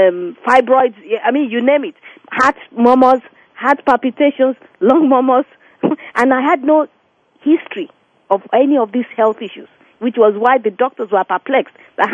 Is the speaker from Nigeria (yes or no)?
yes; Nigeria; born or raised there; now in New Jersey, United States